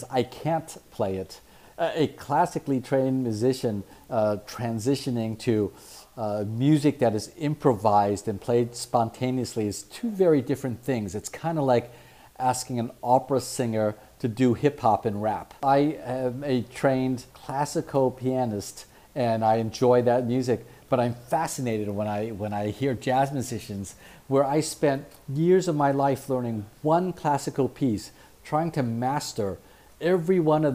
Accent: San Francisco, California, United States; I grew up in San Francisco

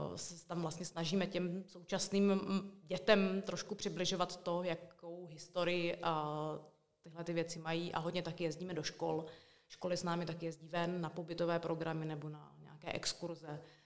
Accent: Brno, South Moravian Region, Czechia; moved away as an adult; also born or lived in Suché Vrbné, České Budějovice; now in České Budějovice, Czechia; já původně pocházím teda z Brna

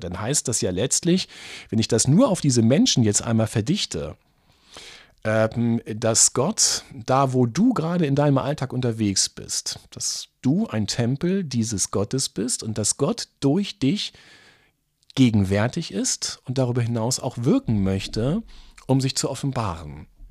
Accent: easternmost part of Lower Saxony, Germany; now in Braunschweig, Germany; ich komme aus dem östlichsten Teil von Niedersachsen und als dann 1989 die Grenzen aufgingen, das war sechs Kilometer von meiner Heimatstadt entfernt

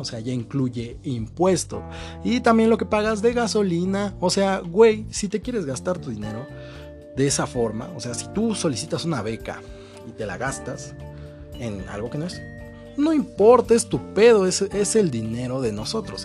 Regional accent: northern Mexico, Mexico; Yo soy norteño

